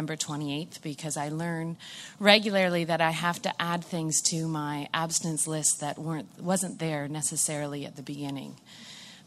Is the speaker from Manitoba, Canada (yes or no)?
no; Brockville, Ontario, Canada; I'm from Brockville